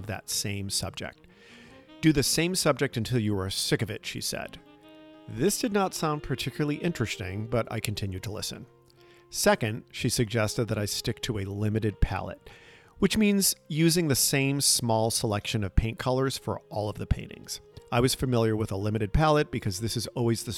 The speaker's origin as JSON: {"language": "English", "area": "outside of Boston", "region": "Massachusetts", "country": "United States", "tie": "born or raised there", "said": "When I was a kid growing up outside of Boston"}